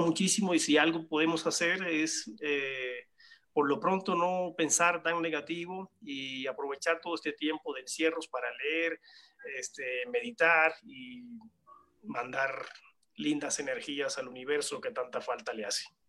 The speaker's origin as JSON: {"language": "Spanish", "country": "Cuba", "tie": "born or raised there", "moved": "yes", "said": "soy originario de Cuba"}